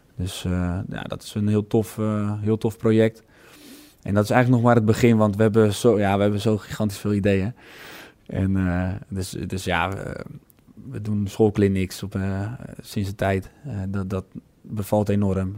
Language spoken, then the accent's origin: Dutch; Netherlands